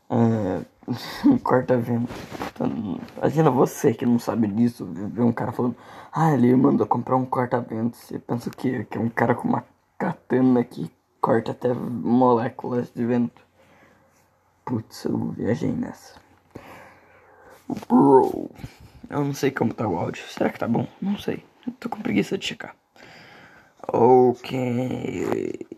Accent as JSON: {"language": "Portuguese", "region": "Minas Gerais", "country": "Brazil", "said": "Sou do sul de Minas. Não sei se é essa é uma gíria da minha cidade"}